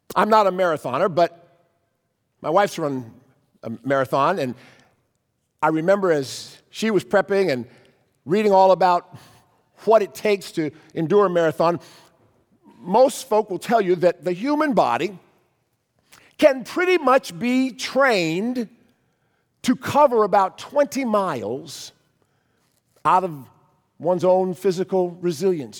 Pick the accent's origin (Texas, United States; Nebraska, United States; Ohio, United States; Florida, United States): Ohio, United States; Cleveland; our church growing up in Cleveland